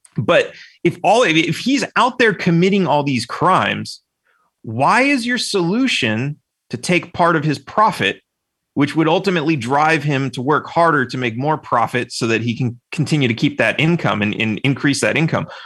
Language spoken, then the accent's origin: English; California, United States; I grew up in California.